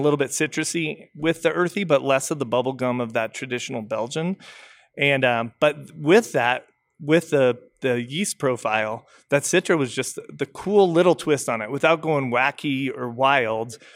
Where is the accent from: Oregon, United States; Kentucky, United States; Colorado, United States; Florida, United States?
Colorado, United States; I'm from Colorado originally